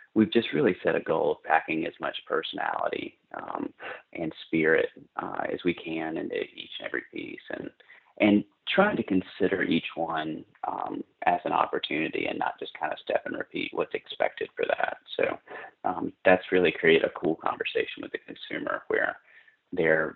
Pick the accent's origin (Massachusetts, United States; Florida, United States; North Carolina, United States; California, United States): North Carolina, United States; moved away as an adult; also born or lived in New York City; now in Austin, United States; I grew up in North Carolina. In a small mill town in kind of central North Carolina, near sort of in the foothills near the South Carolina border